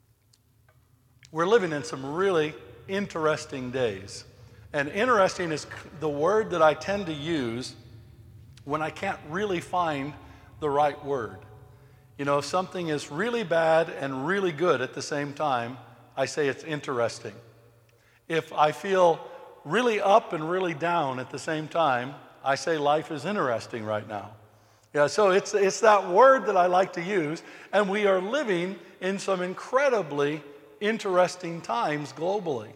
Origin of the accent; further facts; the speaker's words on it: United States; I'm American